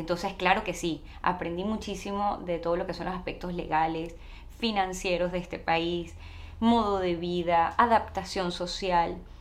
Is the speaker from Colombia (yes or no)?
no; Caracas, Capital District, Venezuela; moved away as an adult; now in United States; yo soy venezolana, nací en Venezuela, nací en la ciudad de Caracas